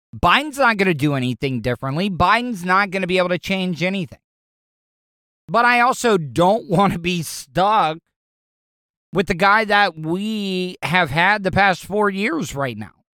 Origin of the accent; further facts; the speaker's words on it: Florida, United States; I grew up in Florida.